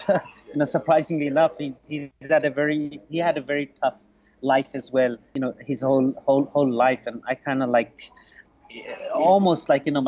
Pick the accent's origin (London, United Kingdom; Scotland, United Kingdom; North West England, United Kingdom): London, United Kingdom; English is a second language; also born or lived in Bangladesh; I was raised in London, spent, you know, the last 30 years in London mostly.